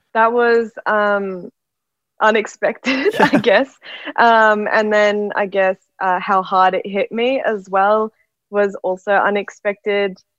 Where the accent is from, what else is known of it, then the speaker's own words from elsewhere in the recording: Brisbane, Queensland, Australia; now in Sydney, Australia; I'm actually from Brisbane, but I've been stuck in Sydney for COVID nineteen